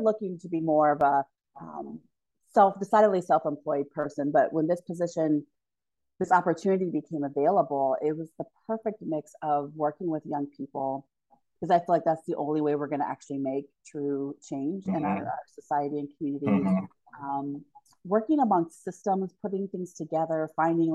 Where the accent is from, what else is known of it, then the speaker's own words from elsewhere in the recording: Hilliard, Ohio, United States; also born or lived in Michigan; I grew up in Hilliard, Ohio.